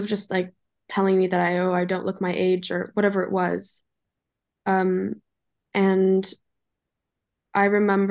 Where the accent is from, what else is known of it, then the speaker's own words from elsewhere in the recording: Los Angeles, California, United States; So I was raised in Los Angeles, California. I'm German, but I went to school and was raised in LA.